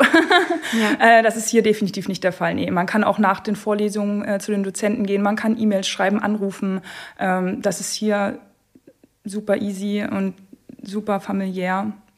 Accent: Görlitz, Saxony, Germany; also born or lived in Zittau; Ich äh, wohne und komme aus Görlitz

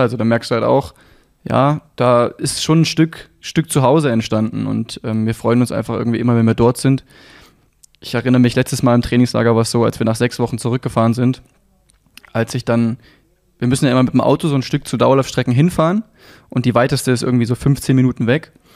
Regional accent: Leipzig, Saxony, Germany; ich bin geboren in Leipzig, bin hier groß geworden

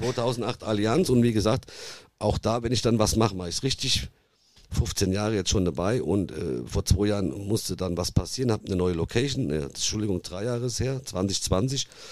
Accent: Nidda, Hesse, Germany; accent: Hessian; Ihr hört ja auch, dass ich einen hessischen Dialekt habe

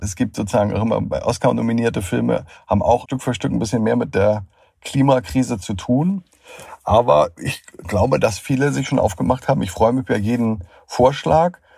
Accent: Schleswig-Holstein, Germany; Ich komme aus Schleswig-Holstein

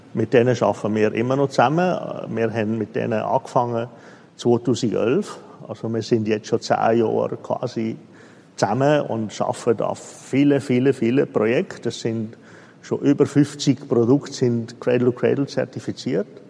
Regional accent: Switzerland; Ich bin Schweizer, oder? Sogar in der Schweizer eigentlich gebürtig.

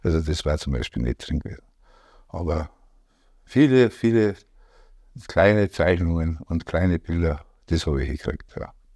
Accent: Degerndorf, Bavaria, Germany; also born or lived in Rosenheim / Schäftlarn; ich bin in Degerndorf aufgewachsen, also bei Bramenburg im Inntal

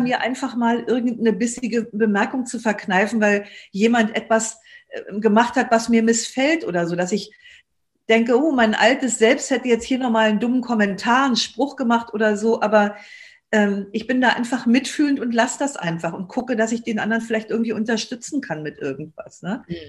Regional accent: Germany; uns als Deutsche

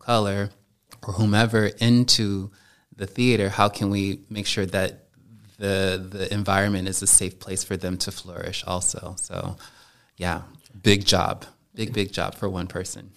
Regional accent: United States; moved away as an adult; now in Germany; me being an American as opposed to me being Black

